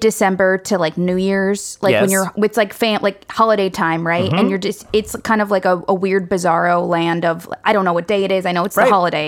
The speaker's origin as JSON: {"language": "English", "town": "Ann Arbor", "region": "Michigan", "country": "United States", "said": "I'm from Ann Arbor, right? Big hippie energy. My mother composts everything"}